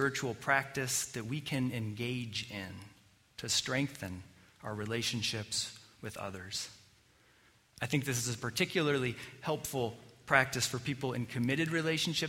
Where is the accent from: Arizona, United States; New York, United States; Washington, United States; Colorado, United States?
Colorado, United States; growing up in Colorado